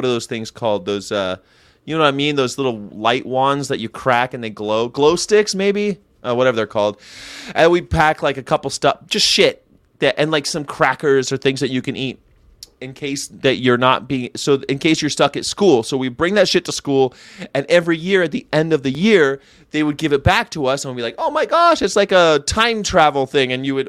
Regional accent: Florida, United States; I've been in more hurricanes and tornadoes growing up in Florida.

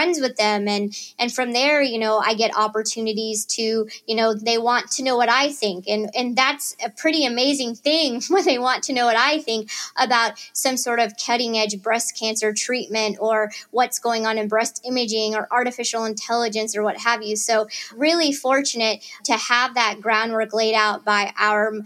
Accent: Chillicothe, Missouri, United States; moved away as an adult; also born or lived in Boston; now in Kansas City, United States; growing up in Northwest Missouri

